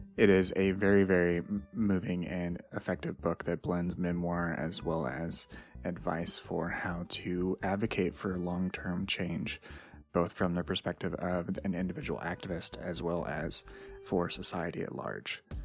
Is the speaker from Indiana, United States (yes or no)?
yes; Indiana, United States; I grew up in Indiana